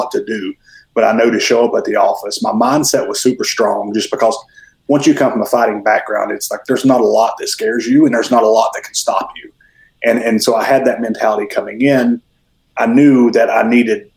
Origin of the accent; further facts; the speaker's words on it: Mountain City, Tennessee, United States; moved away as an adult; now in Newnan, United States; I am originally from Mountain City, Tennessee, which is about as far northeast as you can get in Tennessee. I moved here about 13 years ago